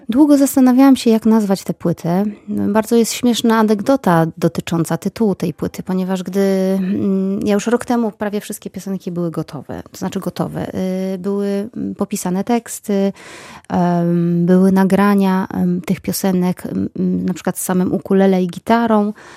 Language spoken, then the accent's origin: Polish; Bielawa, Lower Silesian Voivodeship, Poland; moved away as an adult; also born or lived in Wrocław; Wychowywałam się w mieście Bielawa, później pojechałam na studia do Wrocławia